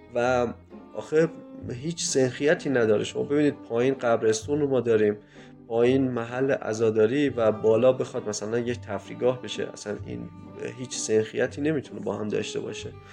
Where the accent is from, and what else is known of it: Kerman, Kerman Province, Iran